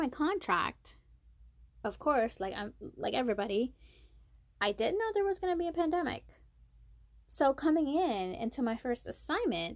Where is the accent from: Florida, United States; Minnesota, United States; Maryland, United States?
Maryland, United States; moved away as an adult; now in South Carolina, United States; I came from Maryland. I'm from Maryland. I moved to South Carolina for work